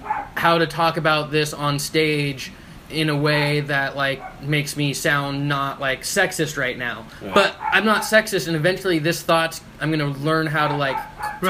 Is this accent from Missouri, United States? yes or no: no; Coeur d'Alene, Idaho, United States; moved away; also born or lived in Portland; I grew up in Coeur d'Alene, Idaho.